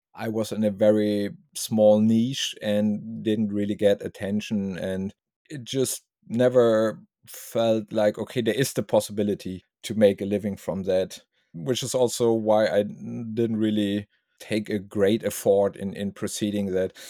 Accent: Germany; from Germany

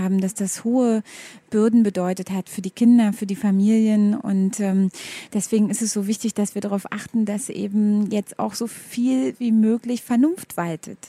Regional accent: Berlin, Germany; ich bin Berlinerin

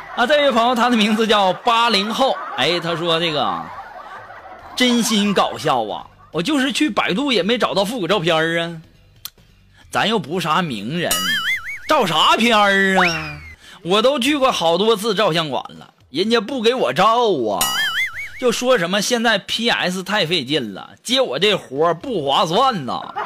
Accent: China; 我们中国人太厉害了

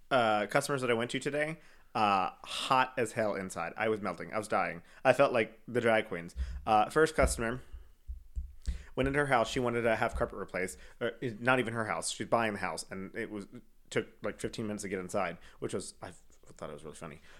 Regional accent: Canada

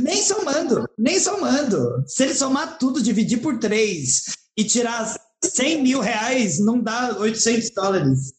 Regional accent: Brazil; eu sou brasileira

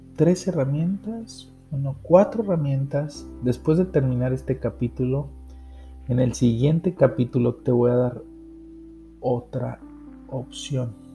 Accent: Mexico

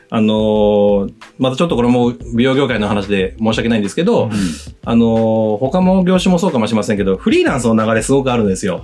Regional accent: Shizuoka, Japan; moved away; 自分があの、静岡県出身なんですけど、はい、35までに地元に帰って起業したいっていう夢があったんですよ

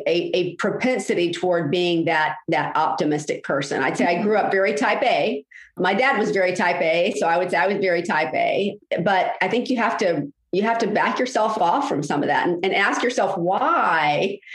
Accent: Jacksonville, Florida, United States; I grew up in Jacksonville.

